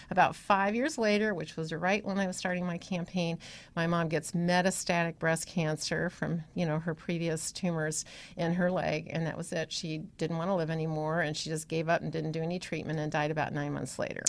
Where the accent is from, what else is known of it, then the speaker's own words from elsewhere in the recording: Iowa, United States; moved away as an adult; also born or lived in Illinois / Ohio; So, I was born in Illinois, then yeah. I lived in Iowa until yeah. I was about 14, and then I moved to Ohio.